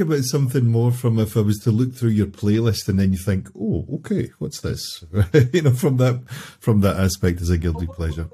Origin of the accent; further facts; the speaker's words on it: Glasgow, Scotland, United Kingdom; my hometown